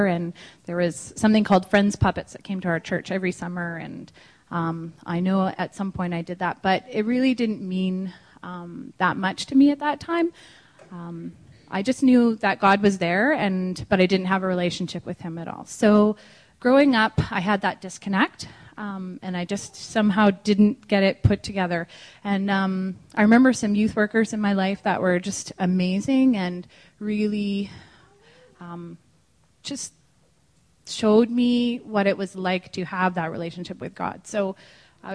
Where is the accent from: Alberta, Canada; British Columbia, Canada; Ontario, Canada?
British Columbia, Canada; Langley; I grew up in Langley here